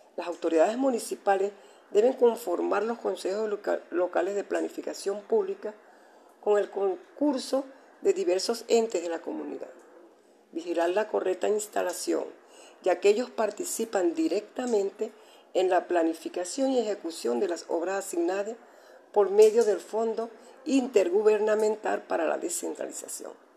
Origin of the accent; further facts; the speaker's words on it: Venezuela; nuestro país como venezolano